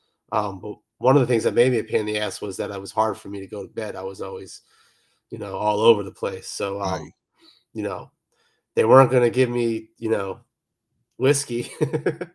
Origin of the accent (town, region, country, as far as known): Atlantic City, New Jersey, United States; now in Bronx, United States